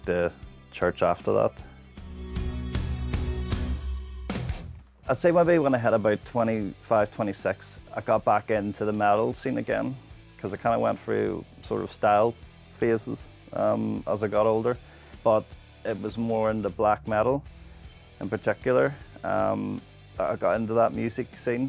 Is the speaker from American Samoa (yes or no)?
no; Bangor, Northern Ireland, United Kingdom; also born or lived in Dundonald; I was born in the Donald but lived in Bangor most of my life.